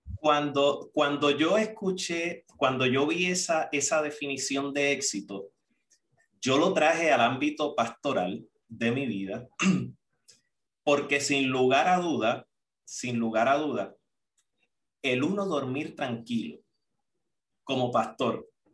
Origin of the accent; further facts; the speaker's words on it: Puerto Rico; moved away as an adult; also born or lived in Costa Rica; cuando salí de Puerto Rico, recuerdo para allá, para el 2006